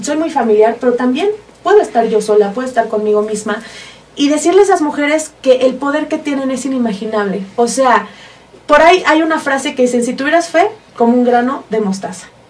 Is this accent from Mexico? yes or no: yes; Hidalgo, Mexico; also born or lived in Mexico City; nací en la Ciudad de México. Pero toda mi vida me crié en Hidalgo